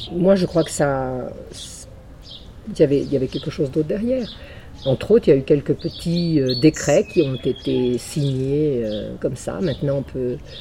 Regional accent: Normandy, France; moi, je suis normande

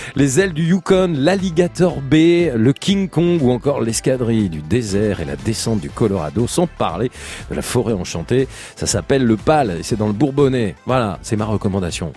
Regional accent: Auvergne-Rhône-Alpes, France; je suis auvergnat

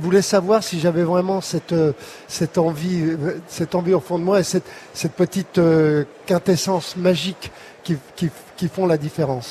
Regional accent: Paris, Île-de-France, France; Depuis ma naissance, quasiment. Je suis né, je suis né à Montmartre

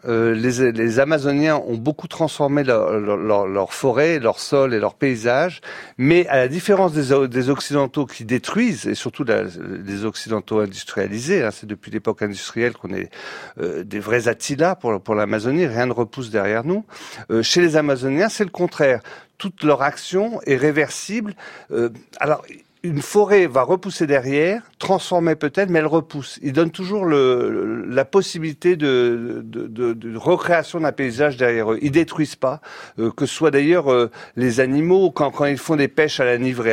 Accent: Brittany, France; quand on est breton

